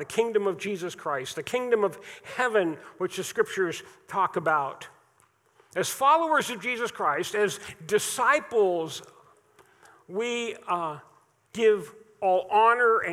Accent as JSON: {"language": "English", "country": "United States", "tie": "born or raised there", "said": "growing up in America, being born here"}